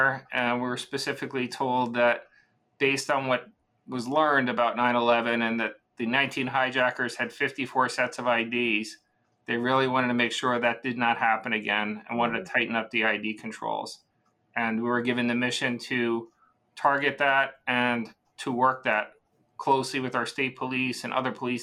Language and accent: English; Rockland County, New York, United States; also born or lived in Bronx, New York; I was born in the Bronx, but I grew up in the suburbs in Rockland County